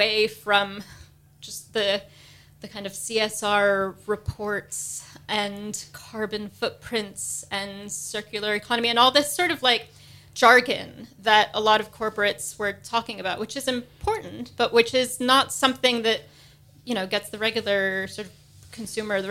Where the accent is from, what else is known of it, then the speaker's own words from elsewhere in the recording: United States; moved away as an adult; now in United Kingdom; if you couldn't tell from my accent, I'm from the States